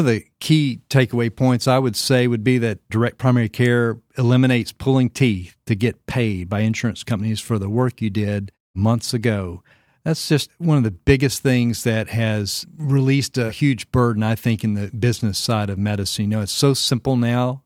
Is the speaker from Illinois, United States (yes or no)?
no; Arkansas, United States; moved away as an adult; also born or lived in Florida; now in Franklin, Tennessee, United States; my home state of Arkansas